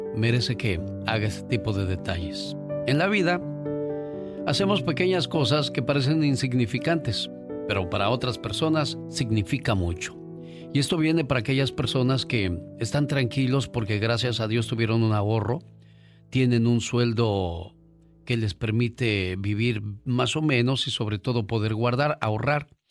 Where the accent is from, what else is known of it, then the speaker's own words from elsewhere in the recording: Mexico City, Mexico; moved away; un día salí del DF, pero el DF nunca salió de mí.